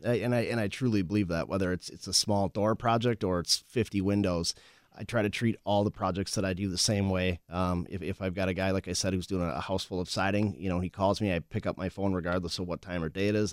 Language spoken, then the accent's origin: English; Winona, Minnesota, United States; also born or lived in La Crosse, Wisconsin; I grew up in Winona, actually, Winona, Minnesota